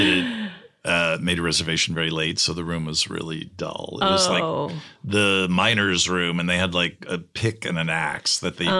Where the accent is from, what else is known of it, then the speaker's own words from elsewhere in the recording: New Jersey, United States; I'm from New Jersey